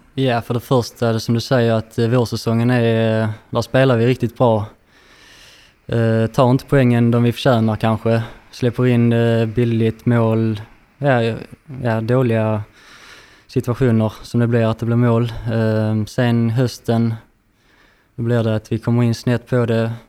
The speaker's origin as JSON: {"language": "Swedish", "town": "Landskrona", "region": "Skåne", "country": "Sweden", "tie": "born or raised there", "said": "född och uppvuxen i Landskrona"}